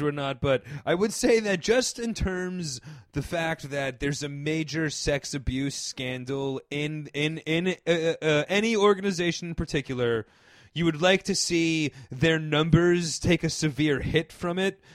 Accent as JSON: {"language": "English", "area": "Northeast", "region": "suburban New York City", "country": "United States", "tie": "born or raised there", "said": "growing up in the Northeast in suburban New York City"}